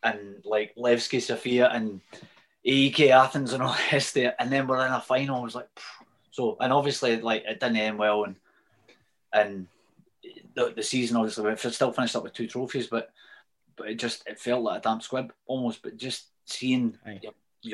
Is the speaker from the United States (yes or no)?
no; Lake District, North West England, United Kingdom; moved away; when I grew up in England, just over the border in the Lake District, and I was like small ginger Scottish